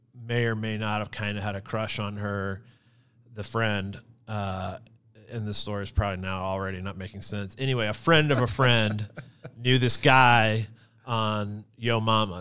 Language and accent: English; Gladstone, Missouri, United States; moved away as an adult; also born or lived in Los Angeles; I grew up in Gladstone